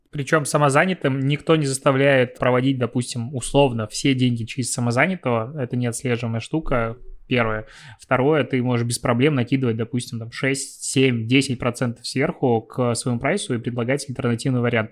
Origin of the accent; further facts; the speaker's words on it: Belarus; Я все равно белорус